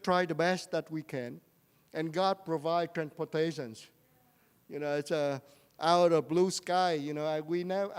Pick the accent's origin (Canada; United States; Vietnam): Vietnam; I am a prophet from Vietnam.